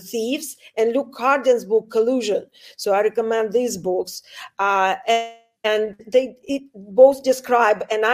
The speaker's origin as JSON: {"language": "English", "region": "Saint Petersburg", "country": "Russia", "moved": "yes", "said": "I come from St. Petersburg, Russia. I come from Putin's town"}